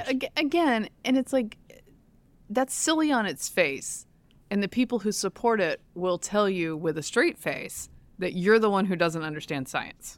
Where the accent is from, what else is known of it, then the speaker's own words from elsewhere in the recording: Durham, North Carolina, United States; I grew up in Durham, North Carolina